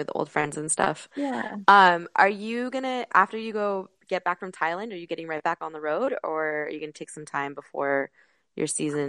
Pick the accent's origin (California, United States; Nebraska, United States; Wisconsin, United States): California, United States; moved away as an adult; being back in California just because that is where I'm from.